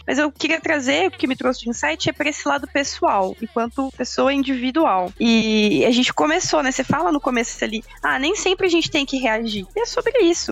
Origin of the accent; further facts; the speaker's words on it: Campinas, São Paulo, Brazil; eu sou de Campinas